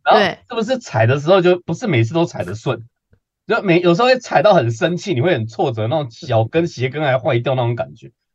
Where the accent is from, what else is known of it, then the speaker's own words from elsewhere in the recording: Taiwan; 我们台湾人